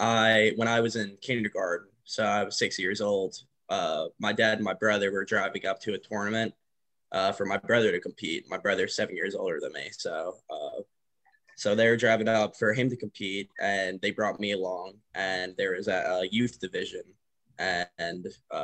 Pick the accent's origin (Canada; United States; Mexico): United States; Long Island, New York; I'm from Long Island, New York